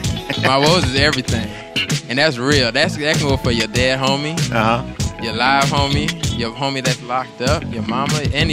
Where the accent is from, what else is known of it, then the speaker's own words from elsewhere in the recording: Miami, Florida, United States; I'm from Miami, but I represent everywhere.